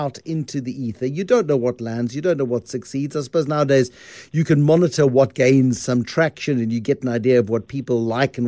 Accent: South Africa; a South African creator of stuff that is quite specific

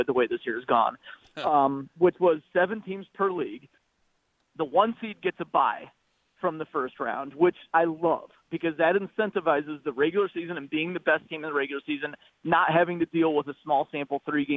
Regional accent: Cubs country, Midwest, United States; I grew up in Cubs country

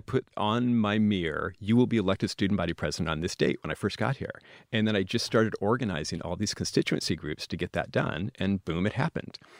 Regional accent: Washington, United States; moved away; also born or lived in Idaho / Wyoming; I'm from Washington State

